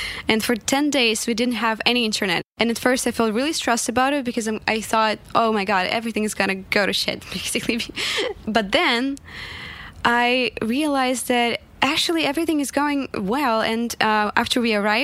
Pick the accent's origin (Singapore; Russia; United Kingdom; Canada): Russia; Magnitogorsk, Chelyabinsk Oblast; English is a second language; moved away as an adult; now in United States; So I was born and raised in Russia till I was 19. Where I'm from is the very small city right in the center of Russia, close to Kazakhstan. It's called Magnitogorsk.